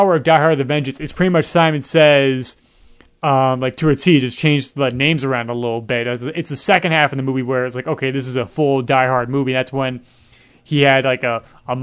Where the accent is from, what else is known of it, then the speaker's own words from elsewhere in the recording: New York, United States; born and raised in New York